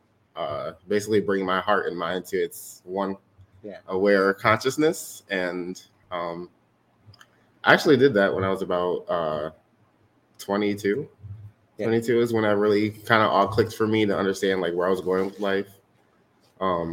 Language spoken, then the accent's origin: English; Lansing, Michigan, United States; also born or lived in Detroit, Michigan; I was born in Detroit, Michigan, and I was adopted here in Lansing, Michigan when I was about 8 years old